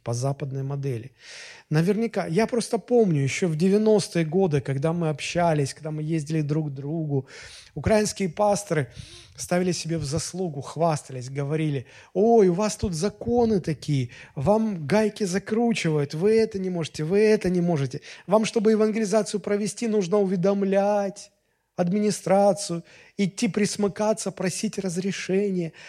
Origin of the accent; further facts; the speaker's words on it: Russia; а мы россияне